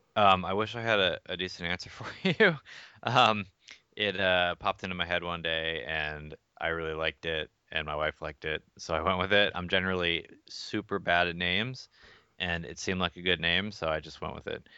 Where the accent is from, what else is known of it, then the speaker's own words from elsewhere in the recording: Atlanta, Georgia, United States; moved away as an adult; also born or lived in Philippines / Boston, Massachusetts; I grew up in Atlanta